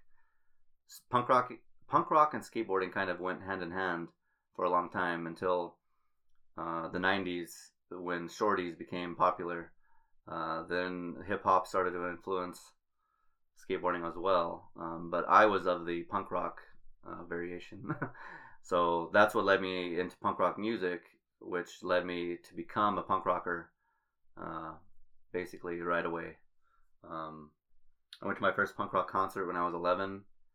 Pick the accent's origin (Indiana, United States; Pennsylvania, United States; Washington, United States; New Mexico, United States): New Mexico, United States; Albuquerque; I'm from Albuquerque, New Mexico. I grew up on the west side of Albuquerque